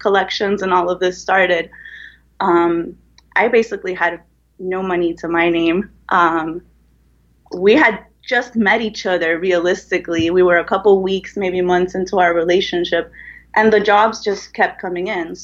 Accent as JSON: {"language": "English", "country": "Cuba", "tie": "born or raised there", "moved": "yes", "lives_now": "Miami, United States", "said": "I grew up in Cuba"}